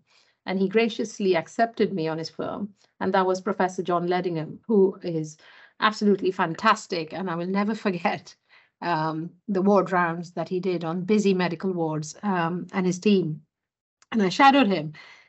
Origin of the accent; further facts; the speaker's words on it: Mumbai, Maharashtra, India; moved away as an adult; I was born and brought up in India, in Bombay, which is now Mumbai. And I went to medical school in Mumbai.